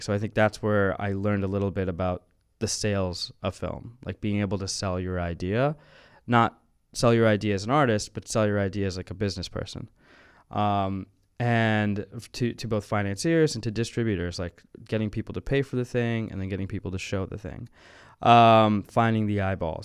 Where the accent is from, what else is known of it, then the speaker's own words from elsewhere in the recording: New Orleans, Louisiana, United States; moved away; I grew up in New Orleans